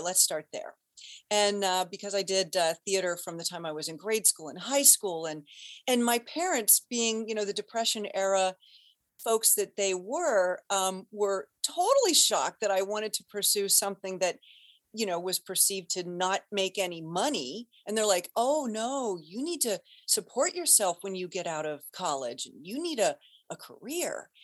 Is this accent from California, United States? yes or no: no; Cincinnati, Ohio, United States; moved away as an adult; now in Boston, United States; born and raised in Cincinnati, Ohio